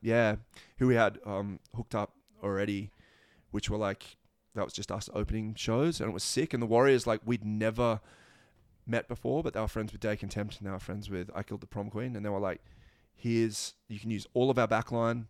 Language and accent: English; Australia